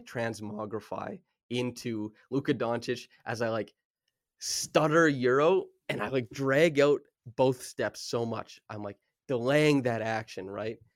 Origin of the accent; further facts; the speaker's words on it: Saskatchewan, Canada; I grew up in Saskatchewan